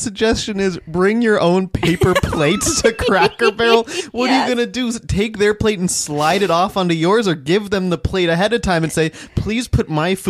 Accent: Midwest, United States; We're from the Midwest, where we call Versailles, we say Versailles.

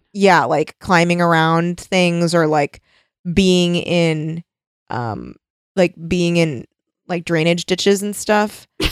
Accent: United States; as an American

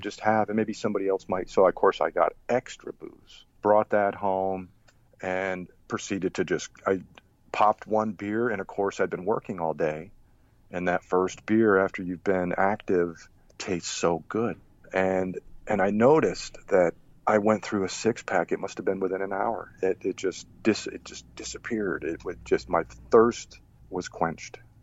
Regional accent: Rhode Island, United States; moved away as an adult; also born or lived in Germany / Boston / upstate New York; I grew up in Rhode Island

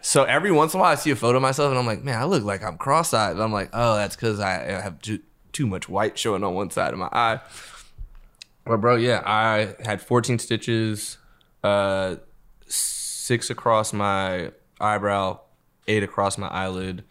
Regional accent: Los Angeles, California, United States; I grew up in L.A.

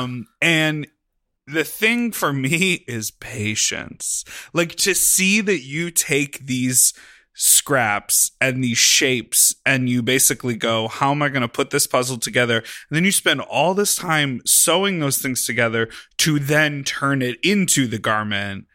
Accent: Chicago, Illinois, United States; I grew up in Chicago

